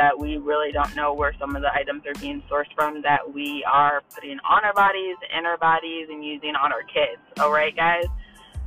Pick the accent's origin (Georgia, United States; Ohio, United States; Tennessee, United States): Ohio, United States; Toledo; now in Holland, Ohio, United States; I grew up in Toledo